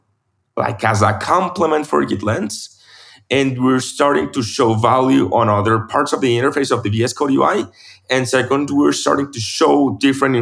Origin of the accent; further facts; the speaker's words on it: Medellin, Antioquia, Colombia; now in Bogota, Colombia; I'm from Medellin, my hometown. I'm moving back there in January after so many years living in Bogota